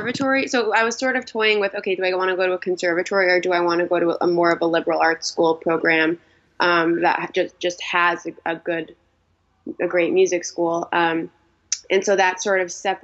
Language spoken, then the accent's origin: English; West Hartford, Connecticut, United States; moved away as an adult; also born or lived in Rochester, New York; now in Brooklyn, United States; I grew up in West Hartford, Connecticut, and I lived in Rochester for about 5 years